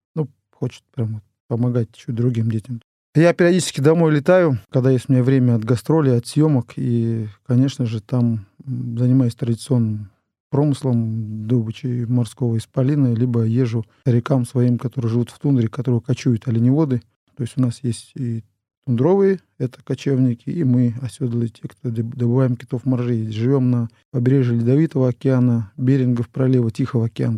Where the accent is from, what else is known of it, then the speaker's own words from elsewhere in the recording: Chukotka Autonomous Okrug, Russia; в советское время у нас на Чукотке не было имен